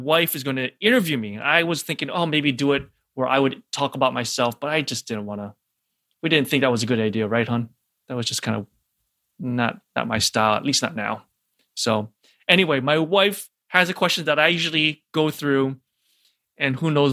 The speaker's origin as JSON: {"language": "English", "region": "Hawaii", "country": "United States", "tie": "born or raised there", "also_born_or_lived": "St. Louis / Denver / New York", "moved": "as an adult", "said": "my background is born and raised in Hawaii."}